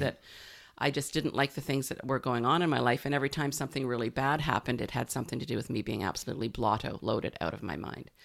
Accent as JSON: {"language": "English", "country": "Canada", "also_born_or_lived": "Sunshine Coast, British Columbia / Victoria, British Columbia", "said": "being a Canadian"}